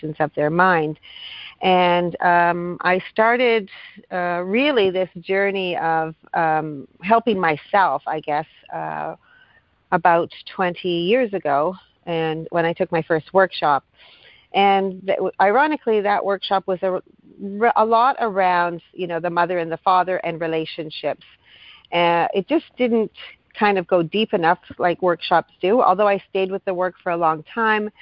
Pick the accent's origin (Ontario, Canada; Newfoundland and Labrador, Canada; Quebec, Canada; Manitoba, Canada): Ontario, Canada; Thunder Bay; now in Hamilton, Canada; I'm from Thunder Bay, Ontario. So I've actually been here longer than I am from my hometown